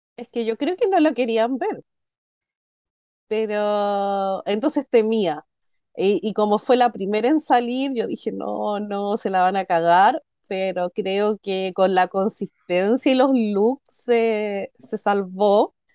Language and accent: Spanish; Chile; soy chilena